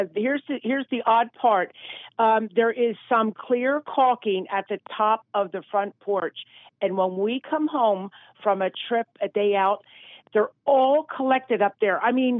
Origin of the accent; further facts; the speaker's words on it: Martins Creek, Pennsylvania, United States; Martins Creek.